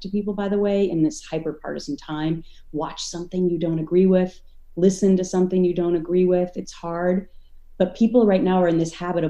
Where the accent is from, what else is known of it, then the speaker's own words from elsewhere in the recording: Minnesota, United States; now in Connecticut, United States; where I grew up in Minnesota